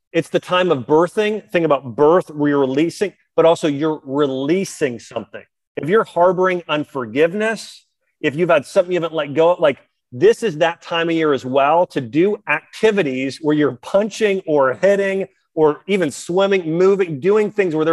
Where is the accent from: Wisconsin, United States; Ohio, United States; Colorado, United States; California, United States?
Ohio, United States; moved away; I'm from Ohio originally